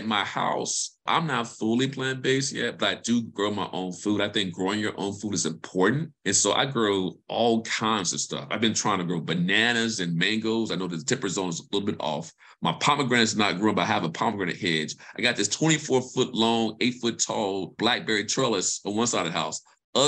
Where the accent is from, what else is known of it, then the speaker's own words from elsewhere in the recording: Mississippi, United States; moved away; also born or lived in Alabama / Chapel Hill; I'm from Mississippi. I'm a country boy. So growing stuff is in my roots.